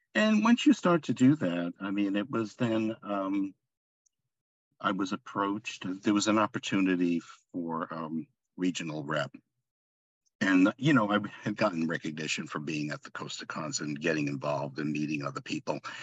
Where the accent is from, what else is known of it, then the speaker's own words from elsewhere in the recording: Long Island, New York, United States; now in Laguna Hills, United States; I'm originally from Long Island, New York oh. and currently reside in Southern California, Laguna Hills